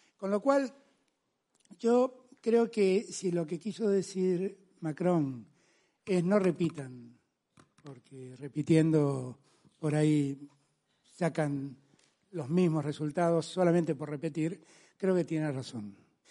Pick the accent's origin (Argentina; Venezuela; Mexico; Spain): Argentina; mi pueblo, la Argentina